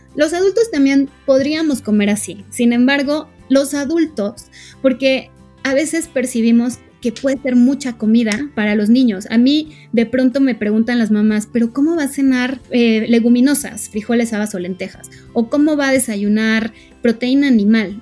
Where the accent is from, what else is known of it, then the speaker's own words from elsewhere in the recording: Mexico; como mexicanos eh, tenemos